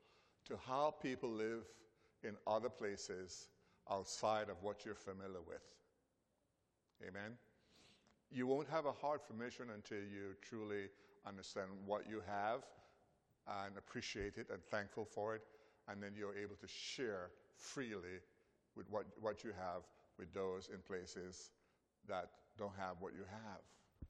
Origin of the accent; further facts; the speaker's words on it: Belize; born there; I was born in Belize, but I don't know much about Belize. I'm still learning about Belize.